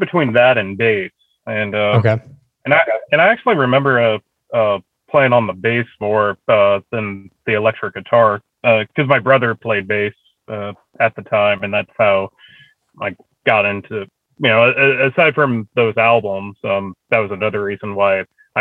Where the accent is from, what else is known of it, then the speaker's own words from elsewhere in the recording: Oklahoma, United States; also born or lived in Redding, California; I'm from California, which I was born in the northern part of California in Redding. So was out there until I was seven, and then I moved out to Oklahoma